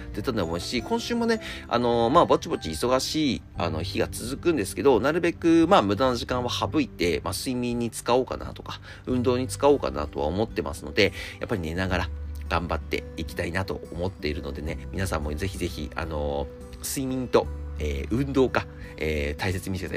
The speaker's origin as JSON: {"language": "Japanese", "region": "Akita", "country": "Japan", "tie": "born or raised there", "moved": "yes", "said": "僕秋田出身なんですけど"}